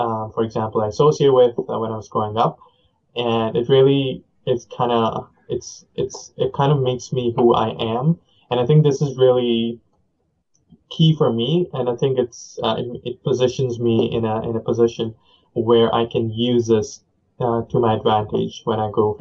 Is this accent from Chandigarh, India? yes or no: yes; Chandigarh, India; first language Punjabi and Hindi; English is a second language; moved away; the city that I was brought up in, I was born in the city of Chandigarh